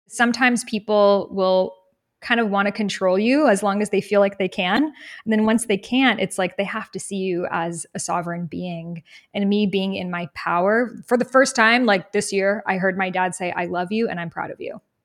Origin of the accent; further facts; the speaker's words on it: Boston, Massachusetts, United States; I grew up in Boston, really near Salem, Massachusetts